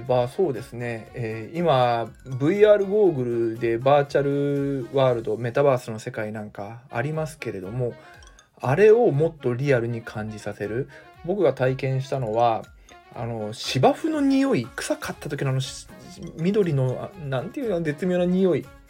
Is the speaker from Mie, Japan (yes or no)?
yes; Mie, Japan; 私に関してはですね地元三重県で